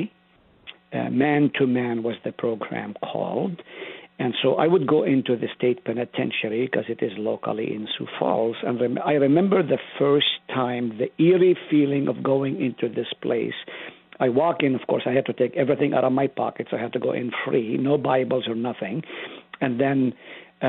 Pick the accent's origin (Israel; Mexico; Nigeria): Israel; now in South Dakota, United States; I grew up in Israel